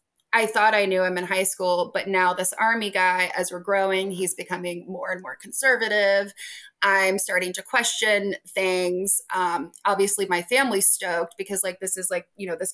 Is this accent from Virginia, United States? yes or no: yes; Richmond, Virginia, United States; moved away as an adult; also born or lived in Missouri / upstate New York; I'm from Richmond